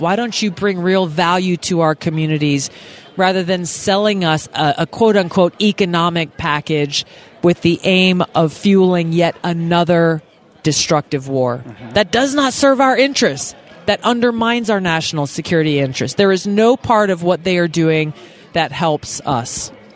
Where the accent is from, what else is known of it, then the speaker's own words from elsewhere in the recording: Hawaii, United States; my home state of Hawaii